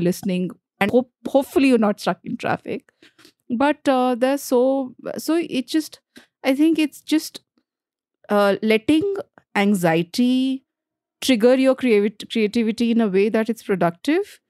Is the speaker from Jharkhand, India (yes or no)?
yes; Jharkhand, India; first language Bhojpuri; English is a second language; moved away as an adult; also born or lived in Delhi; I grew up in Jharkhand